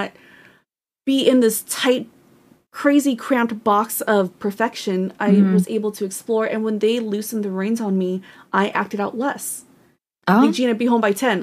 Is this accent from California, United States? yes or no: yes; Northern California, United States; I was born and raised in Northern California